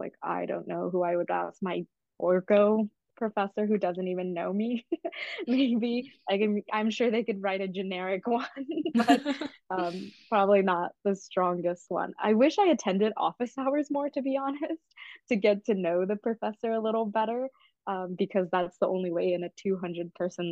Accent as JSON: {"language": "English", "town": "Atlanta", "region": "Georgia", "country": "United States", "said": "I'm from Atlanta, so I could commute from my parents' house."}